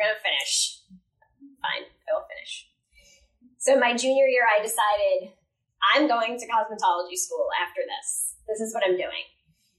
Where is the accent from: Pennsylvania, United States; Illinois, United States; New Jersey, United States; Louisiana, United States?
New Jersey, United States; I grew up in New Jersey, pretty standard, happy home